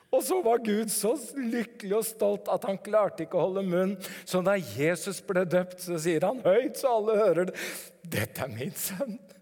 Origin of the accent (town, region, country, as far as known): Norway